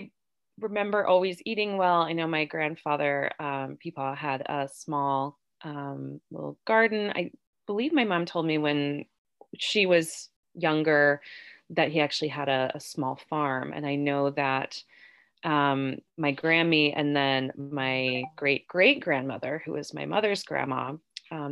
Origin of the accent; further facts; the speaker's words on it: Parkersburg, West Virginia, United States; also born or lived in Davisville, West Virginia; I grew up in and around Parkersburg